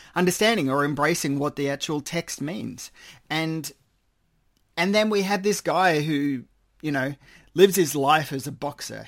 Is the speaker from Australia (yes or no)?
yes; Australia; I am Australian